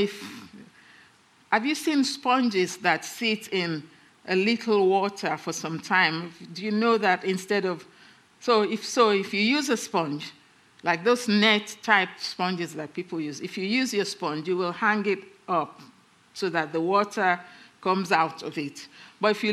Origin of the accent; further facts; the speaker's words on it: England, United Kingdom; we're English